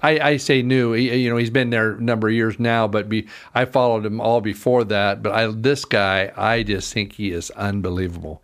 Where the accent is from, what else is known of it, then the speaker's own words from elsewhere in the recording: Caldwell, Idaho, United States; I was raised in Caldwell